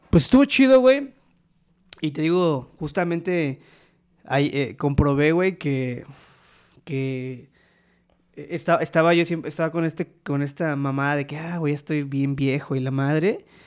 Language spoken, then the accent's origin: Spanish; Poza Rica, Veracruz, Mexico; Soy de Poza Rica, Veracruz. Pero bueno, nacionalizado veracruzano, güey. No, la verdad es de que, yo soy de ascendencia puertorriqueña.